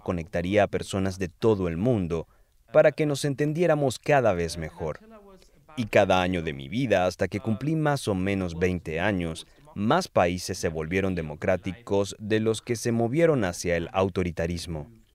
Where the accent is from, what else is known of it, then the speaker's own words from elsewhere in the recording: Germany; Yo nací en Alemania en 1982